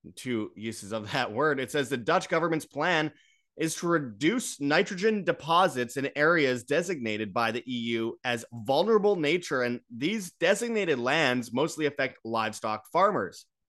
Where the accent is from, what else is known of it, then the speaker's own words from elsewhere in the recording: Winnipeg, Manitoba, Canada; from Winnipeg, Canada, my hometown